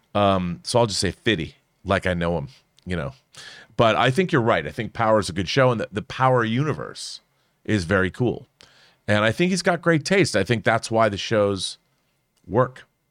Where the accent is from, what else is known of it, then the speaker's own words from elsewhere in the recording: Seattle, Washington, United States; I'm from Seattle